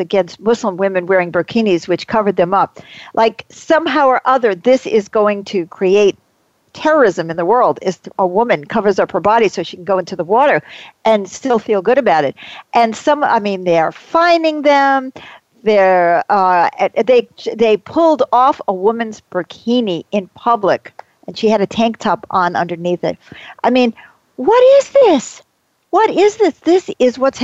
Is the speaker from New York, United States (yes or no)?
yes; New York, United States; I grew up in New York